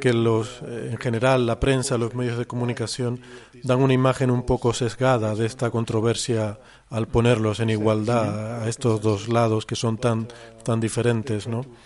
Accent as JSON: {"language": "Spanish", "country": "Spain", "said": "en mi país, en España"}